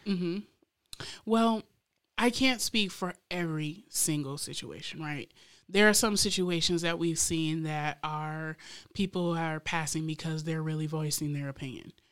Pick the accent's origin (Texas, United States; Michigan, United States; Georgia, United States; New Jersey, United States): Michigan, United States; Lansing; also born or lived in Florida; even as a teen growing up in Lansing myself